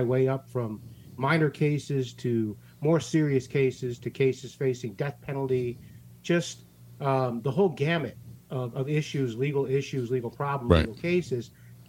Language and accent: English; St. Louis, Missouri, United States; now in Fort Lauderdale, United States; I'm from the Midwest. I'm from St. Louis